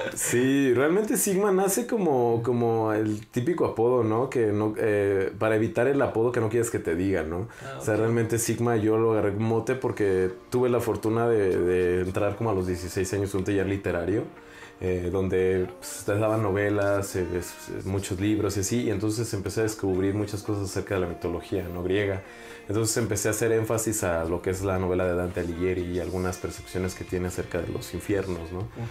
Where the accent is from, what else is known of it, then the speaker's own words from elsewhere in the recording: Celaya, Guanajuato, Mexico; soy más celayense